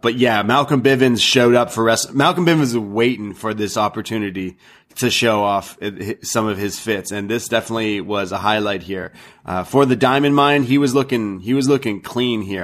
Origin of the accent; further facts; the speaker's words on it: Canada; I'm Canadian.